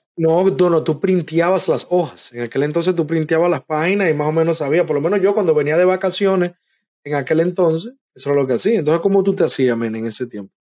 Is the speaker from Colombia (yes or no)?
no; Dominican Republic; now in United States; en mi país, en nuestro país, República Dominicana